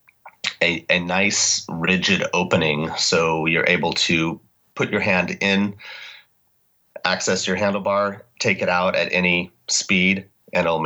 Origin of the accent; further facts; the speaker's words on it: Portland, Oregon, United States; I'm from Oregon originally. I was born in Portland, lived here most of my life